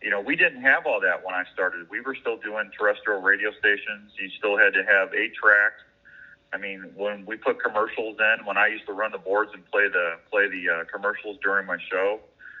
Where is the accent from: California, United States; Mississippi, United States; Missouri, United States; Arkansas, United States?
Missouri, United States; Washington; moved away as an adult; also born or lived in St. Louis, Missouri; now in Des Moines, United States; Originally from Washington, Missouri, which is about 45 minutes west of St. Louis. That's where I grew up.